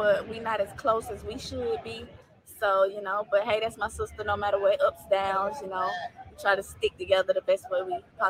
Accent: Atlanta, Georgia, United States; I'm from Atlanta, Georgia.

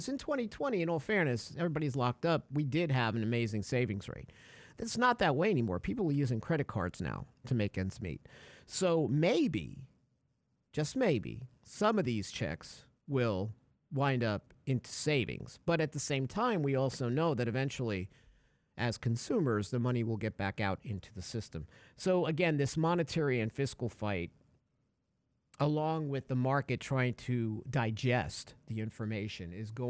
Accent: Connecticut, United States; Hi, I'm from Connecticut. Call me. I did that once.

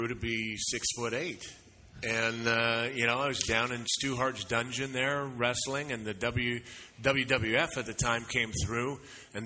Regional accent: Saskatchewan, Canada; I grew up in Saskatchewan.

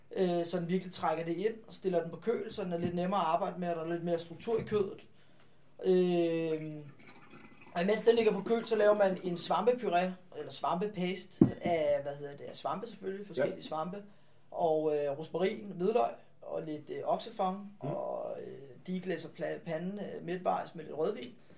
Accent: Farum, Capital Region of Denmark, Denmark; som ligger i Farum, som er min hjemby.

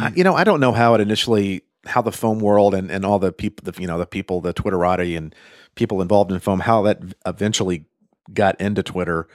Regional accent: United States; I'm American

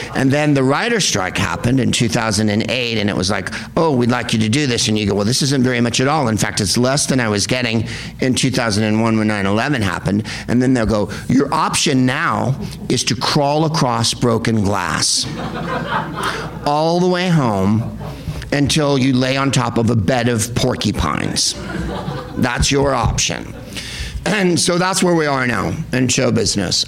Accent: San Carlos, California, United States; also born or lived in San Francisco; now in Los Angeles, United States; I am from San Carlos, California, the whitest place on earth home of the Plain Yogurt Festival.

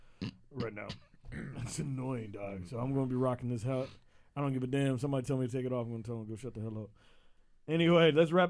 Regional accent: the South, United States; moved away as an adult; now in Connecticut, United States; I'm from the South

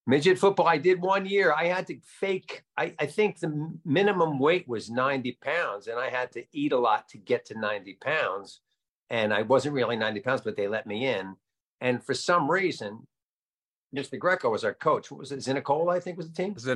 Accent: Nutley, New Jersey, United States; I had a bunch of friends that uh, lived on the other side of town, over on the other side of Center Street, uh, up the hill towards Bloomfield.

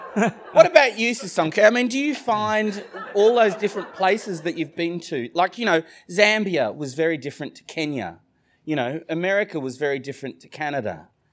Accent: Sydney, New South Wales, Australia; accent: Australian; I grew up in Australia

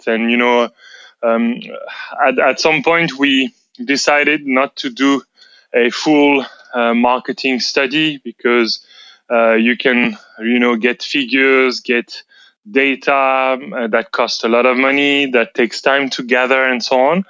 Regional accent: France; English is a second language; moved away; as you can surely hear, I come from France.

